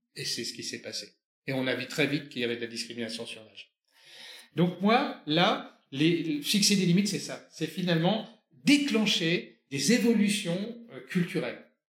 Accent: France; On est français, on est dans cette culture-là

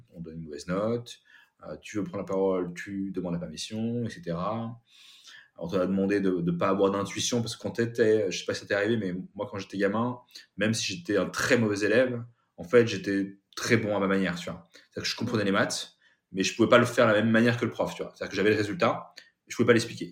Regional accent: France; also born or lived in Kathmandu, Nepal; je suis de Sébrien

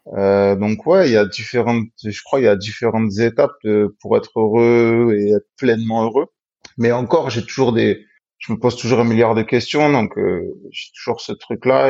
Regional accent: Marseille, Provence-Alpes-Côte d'Azur, France; je suis marseillais

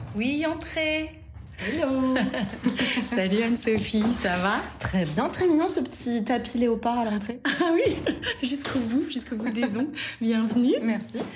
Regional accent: Vichy, Auvergne-Rhône-Alpes, France; moved away as an adult; also born or lived in Lyon / Paris; now in Bordeaux, France; je suis auvergnate

